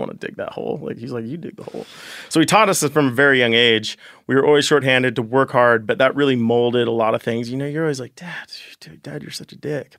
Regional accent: Ten Sleep, Wyoming, United States; also born or lived in Jackson, Wyoming; I grew up in Wyoming my whole life

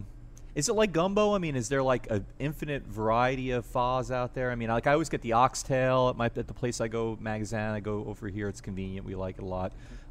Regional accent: New York, United States; moved away; what I grew up with in New York.

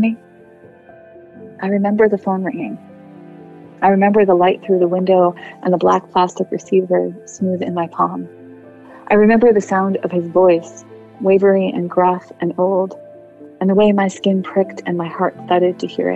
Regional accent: New Jersey, United States; I grew up in New Jersey.

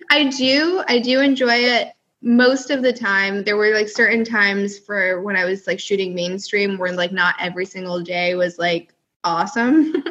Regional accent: California, United States; born there; also born or lived in upstate New York; No, so I was born in California and then spent some time in upstate, and then I've been in the South longer than anywhere else. I've been oh. down here for like 11 years now.

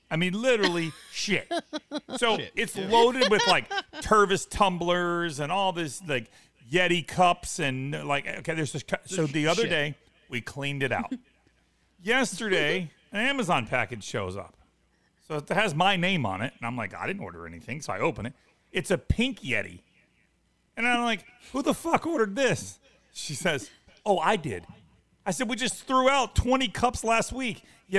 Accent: North Carolina, United States; I'm from North Carolina

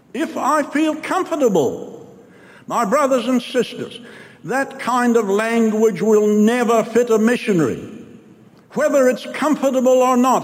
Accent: New Zealand; I'm from New Zealand

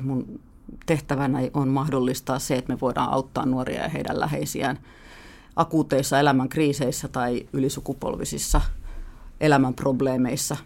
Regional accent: Helsinki, Uusimaa, Finland; also born or lived in France / Sweden; Mä oon helsinkiläinen äh, ihminen, joka on asunut täällä Helsingissä pääosan elämästäni

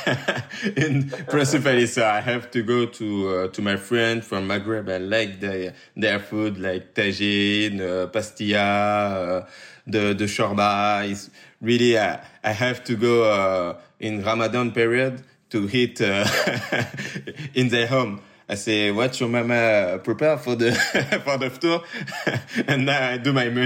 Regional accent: suburbs of Paris, Île-de-France, France; I grew up in the banlieue of Paris

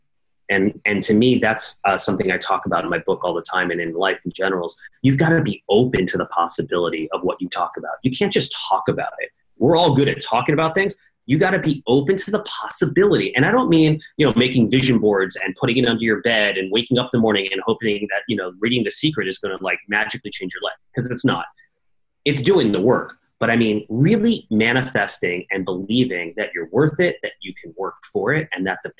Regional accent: New York City, New York, United States; I grew up in New York City

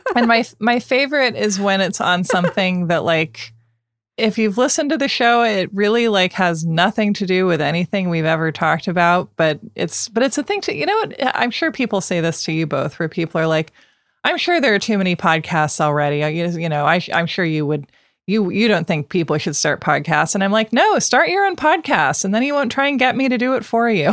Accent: Portland, Oregon, United States; I grew up outside Portland

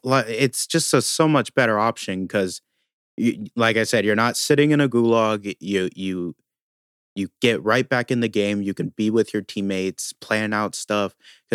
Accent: Ireland; I'm Irish.

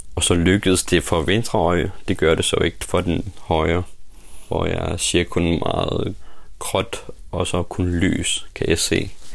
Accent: Uummannaq, Greenland; also born or lived in Nuuk; Jeg er født i Umanach, min hjemby, Lilleby

